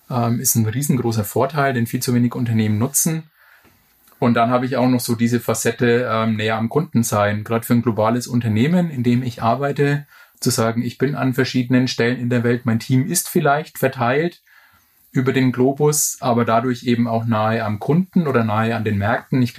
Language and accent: German; Bamberg, Bavaria, Germany; Meine Frau, die aus der Region München kommt, hat mich eigentlich gedrängt, nach Bamberg in meine Heimatstadt zurückzuziehen.